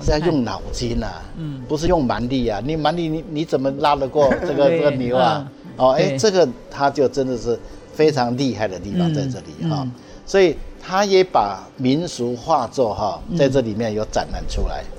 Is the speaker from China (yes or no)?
no; Hsinchu County, Taiwan; 我因为我们从小就在乡下长大嘛，所以它里面的所有的这些哈，对，呃，这个客家的生活习惯啊、风俗啊、信仰哈